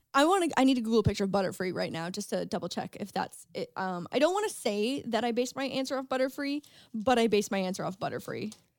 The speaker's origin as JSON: {"language": "English", "town": "St. Catharines", "region": "Ontario", "country": "Canada", "tie": "born or raised there", "said": "Saint Catharines. my hometown"}